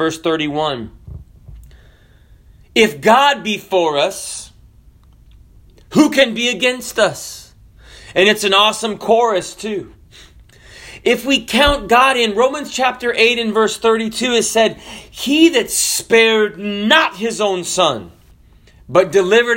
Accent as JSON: {"language": "English", "region": "the South", "country": "United States", "said": "I'm from the South"}